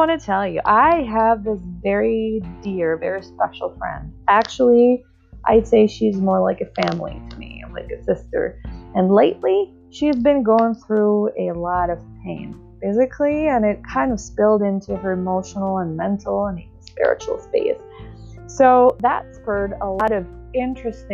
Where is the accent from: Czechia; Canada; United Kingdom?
Czechia; moved away as an adult; now in United States; I moved from my home country of the Czech Republic to the United States.